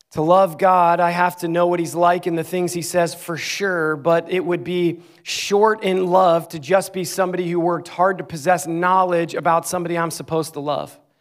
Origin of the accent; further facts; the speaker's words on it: Clarks Summit, Pennsylvania, United States; moved away as an adult; also born or lived in Ames, Iowa; my hometown, the town I grew up in, Clark Summit, Pennsylvania. I lived seventeen years of my life there